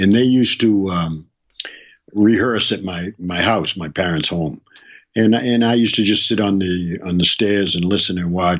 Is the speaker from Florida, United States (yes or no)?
no; Boston, Massachusetts, United States; I'm Bostonian all the way.